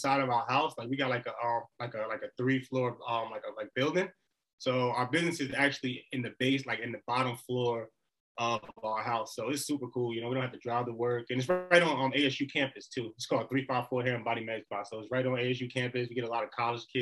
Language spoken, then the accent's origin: English; New Jersey, United States; moved away as an adult; now in Arizona, United States; I'm really from New Jersey, but I'm newly moved to Arizona